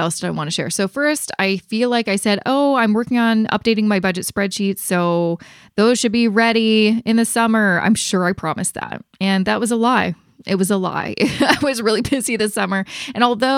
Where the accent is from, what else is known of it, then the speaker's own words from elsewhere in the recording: Canada; I'm Canadian